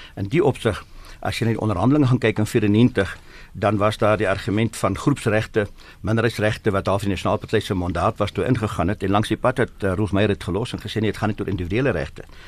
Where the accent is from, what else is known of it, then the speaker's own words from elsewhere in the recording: South Africa; As Afrikaners